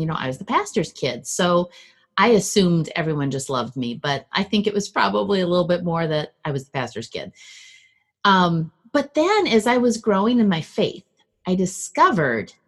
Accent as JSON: {"language": "English", "town": "Minneapolis", "region": "Minnesota", "country": "United States", "tie": "born or raised there", "also_born_or_lived": "Milwaukee, Wisconsin", "moved": "yes", "lives_now": "Illinois, United States", "said": "I grew up in Minnesota"}